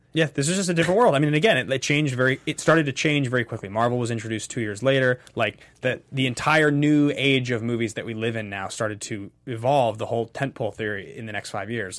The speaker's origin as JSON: {"language": "English", "country": "Canada", "said": "I'm Canadian"}